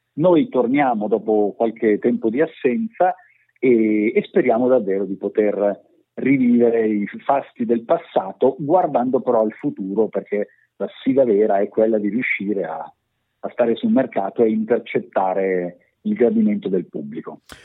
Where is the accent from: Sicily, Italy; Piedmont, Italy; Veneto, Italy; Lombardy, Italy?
Lombardy, Italy; province of Pavia; tutti arriviamo dalla, dalla provincia di Pavia, pure, pure Foderà è, è nativo della provincia di Pavia, che è la la terra dove sono nato anch'io.